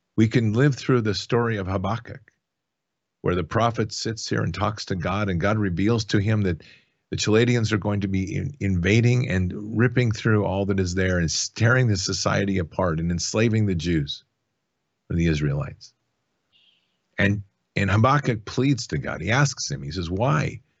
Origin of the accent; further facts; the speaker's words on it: United States; as an American who has served